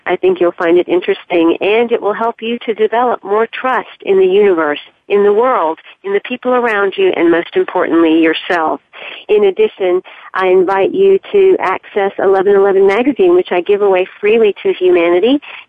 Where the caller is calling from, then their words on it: Charleston, South Carolina, United States; I'm calling you from Charleston, South Carolina today